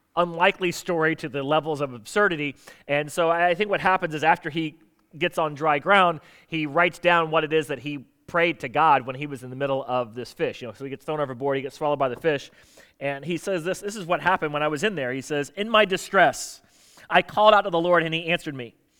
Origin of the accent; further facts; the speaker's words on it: South Florida, United States; now in Virginia, United States; I grew up in South Florida